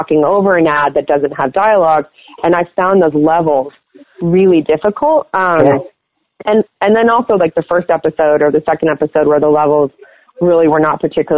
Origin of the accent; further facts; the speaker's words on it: Los Angeles, California, United States; moved away as an adult; I'm originally from Los Angeles